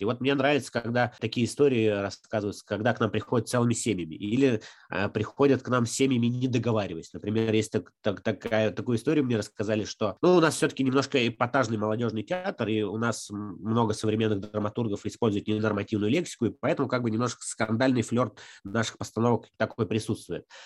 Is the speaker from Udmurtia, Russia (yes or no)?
yes; Sharkan, Udmurtia, Russia; now in Izhevsk, Russia; я, например, родился в Шаркане, это де- деревня недалеко от Ижевска